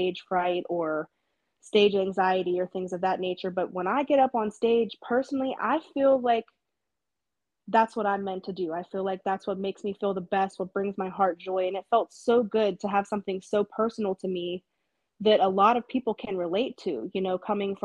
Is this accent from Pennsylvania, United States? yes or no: yes; Johnstown, Pennsylvania, United States; now in Pittsburgh, United States; I'm originally from Johnstown, born and raised.